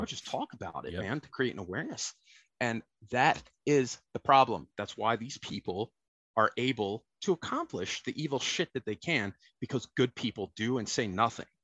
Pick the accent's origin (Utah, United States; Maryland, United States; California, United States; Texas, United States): Maryland, United States; Baltimore; also born or lived in New Oxford, Pennsylvania; I hail from the land of Baltimore. That's where I was born. I was born in Baltimore City. Uh, bounced back and forth between uh, my parents got divorced when I was nine my mother moved to South Central Pennsylvania to New Oxford. So I bounced back and forth between the city and the country